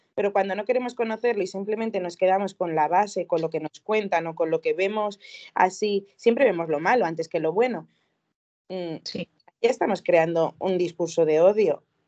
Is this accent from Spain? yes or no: yes; Vizcaya, Basque Country, Spain; now in Vitoria-Gasteiz, Spain; Yo soy de, de Hermoa, Vizcaya, pero actualmente vivo en Vitoria, en Vitoria-Gasteiz